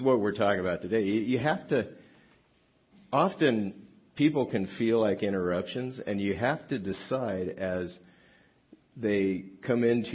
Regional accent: South Gate, California, United States; I grew up in Southgate, which is about not very far from here, down the 710 freeway

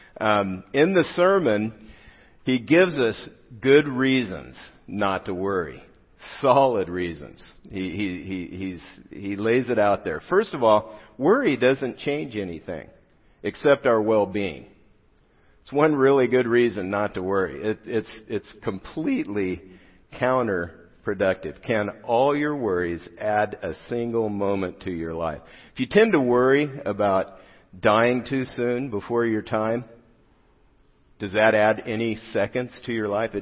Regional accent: South Gate, California, United States; also born or lived in Riverside, California; I grew up in Southgate, California, just a couple exits down

